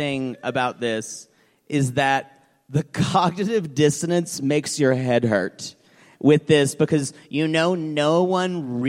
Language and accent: English; Oklahoma City, Oklahoma, United States; I'm from Oklahoma City.